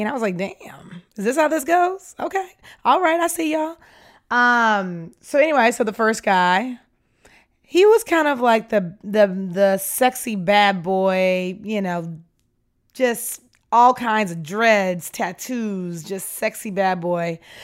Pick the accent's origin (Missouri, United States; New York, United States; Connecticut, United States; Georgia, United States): Georgia, United States; Atlanta; I'm from Atlanta, Georgia